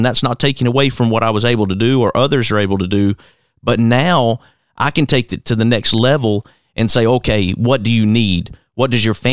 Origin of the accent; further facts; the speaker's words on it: Hueytown, Alabama, United States; that same yard that I was growing up in Hueytown, Alabama